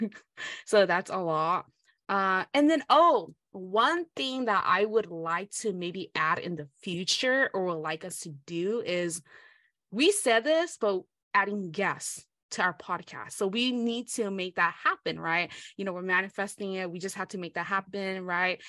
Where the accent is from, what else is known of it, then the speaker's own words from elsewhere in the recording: United States; first language Hmong; English is a second language; I'm American